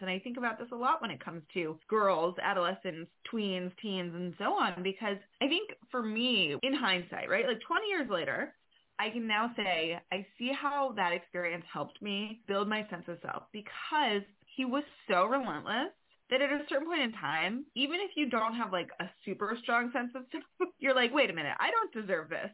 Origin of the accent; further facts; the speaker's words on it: New York, United States; I'm a New Yorker